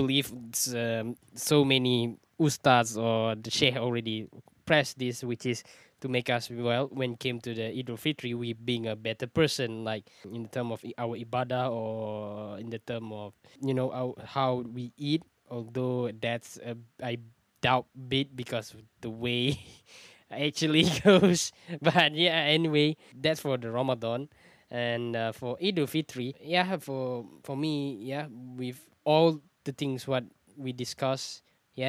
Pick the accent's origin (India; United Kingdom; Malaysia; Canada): Malaysia; I'm from Malaysia